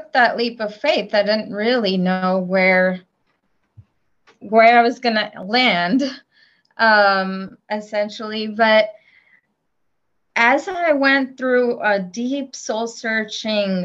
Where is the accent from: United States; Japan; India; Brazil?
India; moved away; I grew up in India